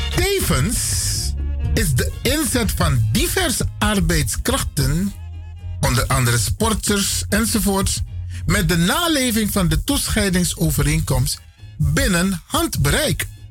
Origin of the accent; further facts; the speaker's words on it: Suriname; moved away as an adult; now in Netherlands; ik ben nauwelijks een paar jaar weg uit Suriname. Ik ben geen vreemdeling, ik ben een Surinaam Brada.